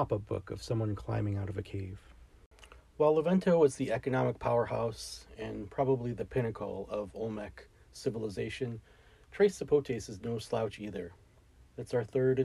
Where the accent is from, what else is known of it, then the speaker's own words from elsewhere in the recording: United States; I'm an American